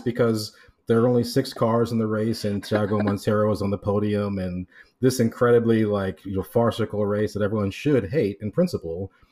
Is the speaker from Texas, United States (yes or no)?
no; Miami, Florida, United States; moved away; I'm from Miami originally